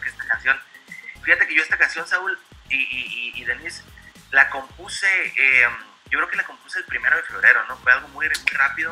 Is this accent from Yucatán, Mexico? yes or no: no; Mazatlán, Sinaloa, Mexico; now in United States; siendo de Mazatlán, siendo mexicano